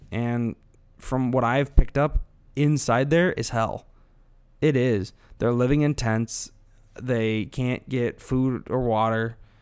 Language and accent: English; Illinois, United States; I'm from Illinois, not Chicago